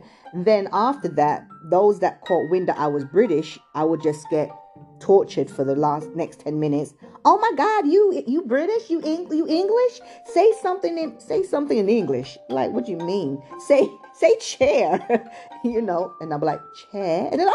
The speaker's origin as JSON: {"language": "English", "town": "Chicago", "region": "Illinois", "country": "United States", "tie": "born or raised there", "said": "So I grew up in South Side Chicago, 69 King Drive. I went to Sexton School, A.O. Sexton. And then that was in South Side. And then I moved to the North Side"}